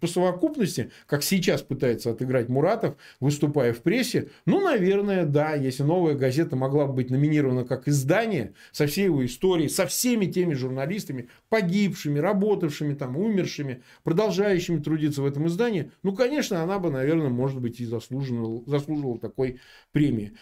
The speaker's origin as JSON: {"language": "Russian", "town": "Samara", "region": "Samara Oblast", "country": "Russia", "tie": "born or raised there", "said": "Я родился в Самаре, в прежнем Куйбышеве."}